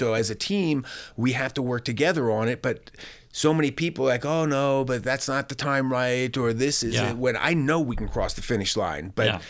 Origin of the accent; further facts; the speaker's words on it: Pennsylvania, United States; moved away as an adult; when I moved from Pennsylvania to Los Angeles to start my career, I traveled the country living in a tent for 9 months.